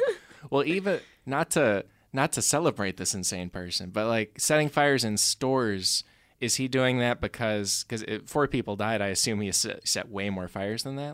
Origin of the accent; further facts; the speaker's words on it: Chicago, Illinois, United States; I grew up around Chicago